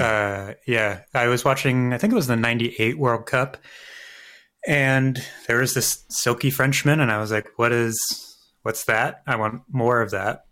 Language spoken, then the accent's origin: English; Philadelphia, Pennsylvania, United States; the art museum that we have here in Philadelphia. I'm a Philadelphian.